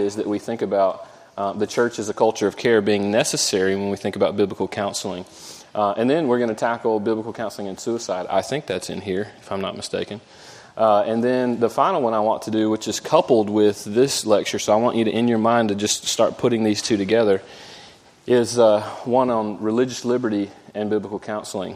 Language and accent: English; Jacksonville, Florida, United States; moved away; I grew up in Jacksonville, Florida.